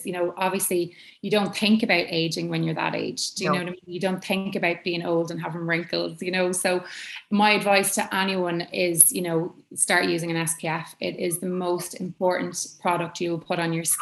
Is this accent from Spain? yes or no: no; Ireland; as Irish people, you know, we kind of like, oh, we don't get much sun in Ireland